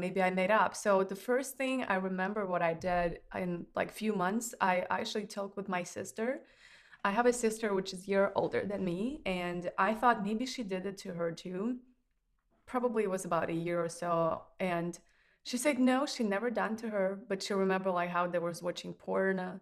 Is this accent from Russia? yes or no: yes; Russia; moved away; I grew up in Russia